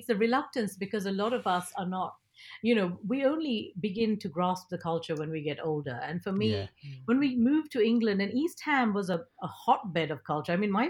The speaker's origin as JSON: {"language": "English", "country": "Nigeria", "tie": "born or raised there", "first_language": "ta", "second_language": "English", "said": "I was 7 years old growing up in Nigeria, and my dad trained me to read in Tamil, which is our mother tongue"}